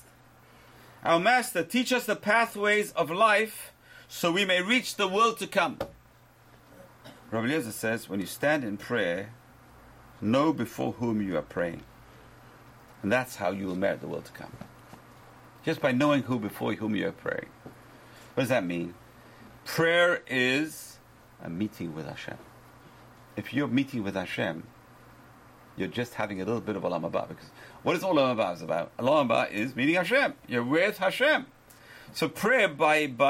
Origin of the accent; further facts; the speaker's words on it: London, United Kingdom; moved away; When I grew up in London